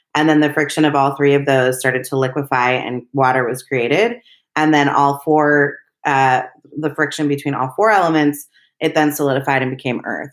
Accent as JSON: {"language": "English", "town": "Berkeley", "region": "California", "country": "United States", "tie": "born or raised there", "also_born_or_lived": "Los Angeles", "said": "I was born and raised in Berkeley, California"}